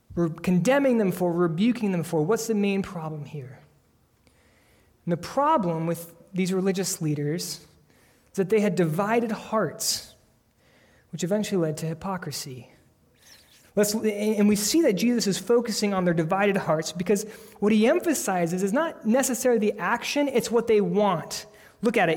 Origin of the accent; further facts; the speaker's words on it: United States; we are American Christians